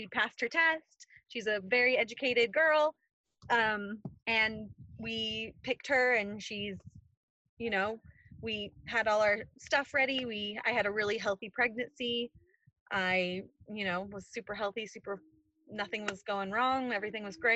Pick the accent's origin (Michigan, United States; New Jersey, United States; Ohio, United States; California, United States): California, United States; now in North Carolina, United States; I'm originally from California